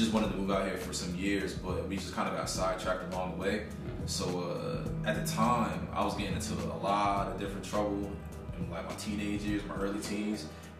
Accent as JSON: {"language": "English", "town": "Paterson", "region": "New Jersey", "country": "United States", "tie": "born or raised there", "also_born_or_lived": "Fayetteville / Virginia Beach / Norfolk", "said": "Originally, I'm from Paterson, New Jersey, and was born and raised. I've bounced around a lot, just moving up and down the East Coast"}